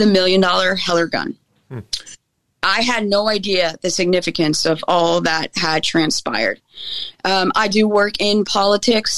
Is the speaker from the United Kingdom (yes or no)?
no; Australia; now in United States; I was very anti-gun growing up in Australia. As a dual citizen, guns are not the norm